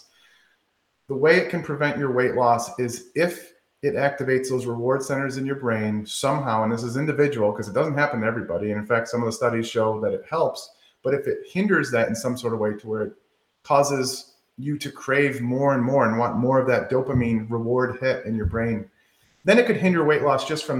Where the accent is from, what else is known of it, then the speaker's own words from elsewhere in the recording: Michigan, United States; now in the South, United States; I said pop, but I'm from Michigan